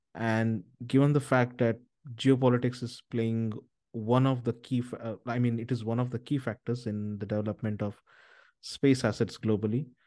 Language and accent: English; India; I'm originally from India